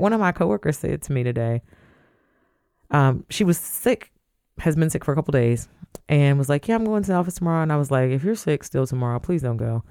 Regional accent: Toledo, Ohio, United States; I grew up in Toledo

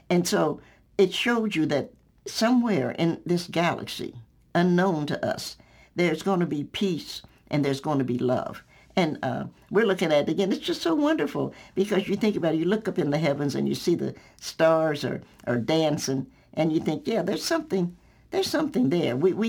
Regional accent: the South, United States; And I do a lot with food because I'm a Southerner.

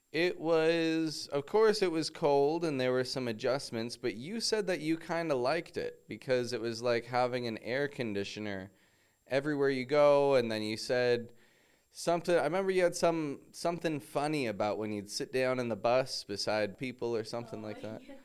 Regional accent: Toronto, Ontario, Canada; moved away as an adult; now in Mexico; I'm from Toronto, from Canada

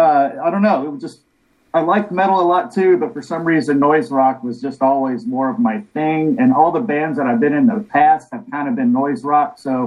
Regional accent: Texas, United States; now in Chicago, United States; I'm originally from Texas

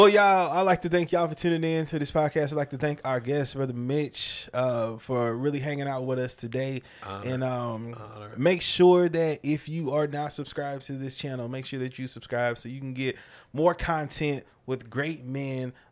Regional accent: California, United States; born there; also born or lived in Livorno, Italy; I was born in California.

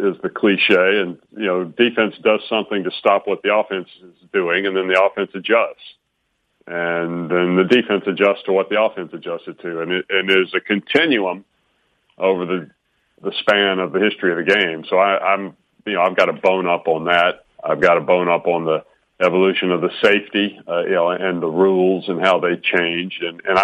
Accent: Alabama, United States; I grew up in Alabama

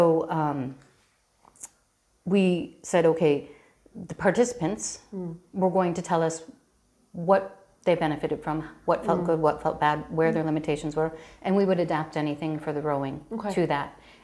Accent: Chicago, Illinois, United States; moved away as an adult; now in Galway, Ireland; I grew up in Chicago to an Irish mother and an American father.

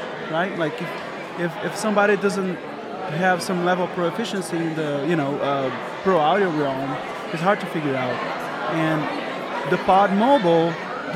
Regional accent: Brazil; moved away as an adult; 28 years old, I was hired from Brazil to work at Kicker

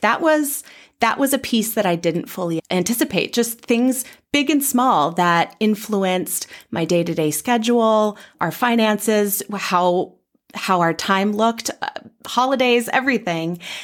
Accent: Bay Area, California, United States; moved away as an adult; now in Twin Cities, United States; I'm from the Bay Area in California originally

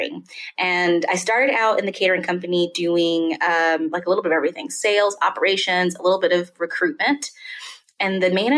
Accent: Westport, Kentucky, United States; moved away as an adult; now in Denver, United States; I'm originally from a small town called Westport, Kentucky, and I loved it. I had a great life. My parents are still there in the same house

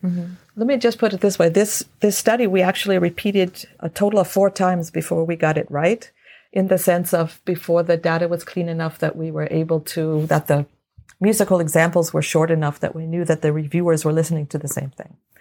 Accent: Los Angeles, California, United States; I grew up in Los Angeles

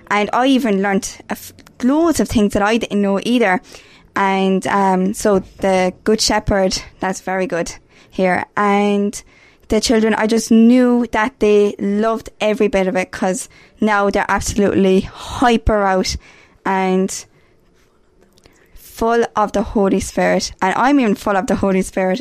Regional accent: Mitchelstown, Munster, Ireland; I'm from Mitchelstown, County Cork

